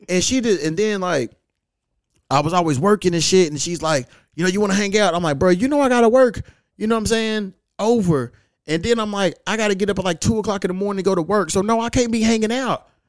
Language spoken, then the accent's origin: English; Louisville, Kentucky, United States; moved away; I'm back in my hometown, Louisville, Kentucky.